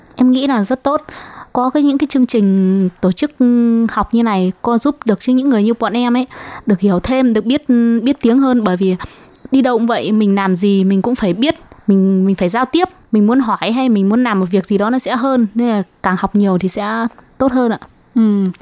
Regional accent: Hải Dương, Vietnam; moved away as an adult; also born or lived in Hưng Yên; now in Taiwan; Quê gốc của em quê Hải Dương

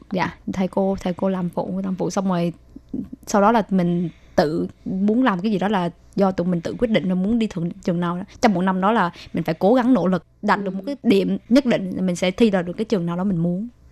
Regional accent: Vietnam; moved away as an adult; now in Taiwan; hồi xưa cấp 3 ở Việt Nam

